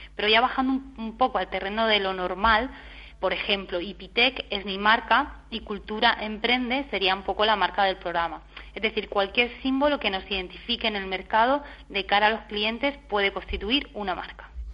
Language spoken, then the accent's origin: Spanish; Region of Murcia, Spain; soy de Murcia